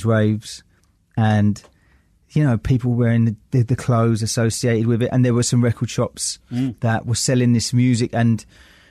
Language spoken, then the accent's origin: English; London, United Kingdom; I came from Forest Gate in East London